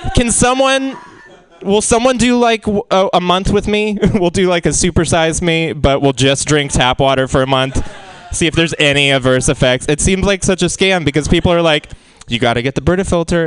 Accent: Seattle, Washington, United States; moved away as an adult; now in San Francisco, United States; I'm from Seattle

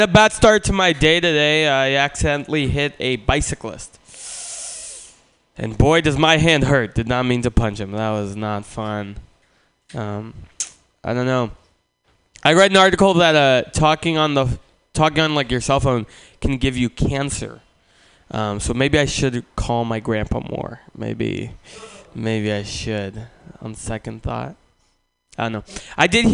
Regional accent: Russia; now in San Francisco, United States; I'm not from San Francisco. I was born in Russia, and I moved from Russia to San Francisco

